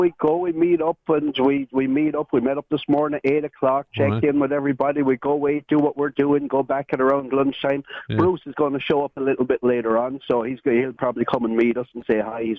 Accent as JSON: {"language": "English", "town": "Ennistymon", "region": "Munster", "country": "Ireland", "said": "I'm from Ennistymon, but my shop's in Kilrush, County Clare."}